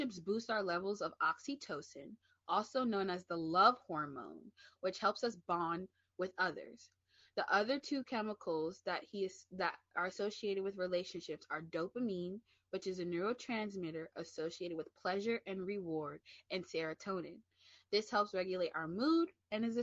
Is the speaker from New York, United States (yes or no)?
yes; New York City, New York, United States; I'm from the Bronx, get back into my high, get back into my Bronx, New York mentality